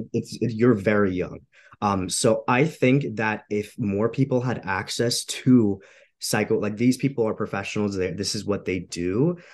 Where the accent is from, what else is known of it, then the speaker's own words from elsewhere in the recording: Romania; moved away; I'm an immigrant too. So I come from Eastern Europe. I'm from Romania.